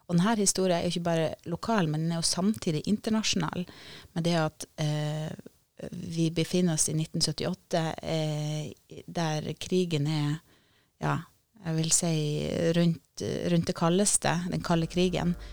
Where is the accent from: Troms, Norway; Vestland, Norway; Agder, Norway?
Troms, Norway; Sørreisa; Jeg har jo vokst opp deler av eh, barndommen i Sørreisa, eh, ungdommen.